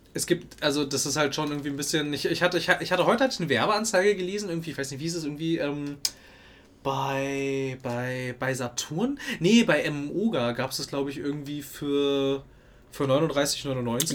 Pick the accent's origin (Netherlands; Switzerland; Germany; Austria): Germany; Ich komme aus dem Westen.